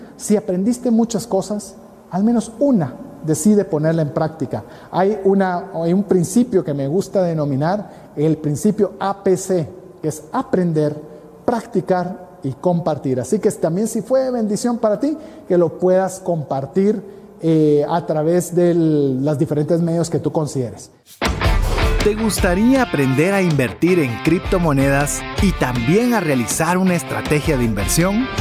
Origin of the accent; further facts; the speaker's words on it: Guatemala; te hablo como guatemalteco